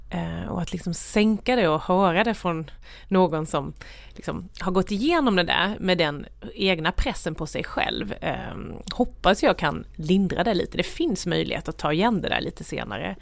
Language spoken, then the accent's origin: Swedish; Värnamo, Jönköping County, Sweden; där växte jag upp i ett myller av ta sig för saker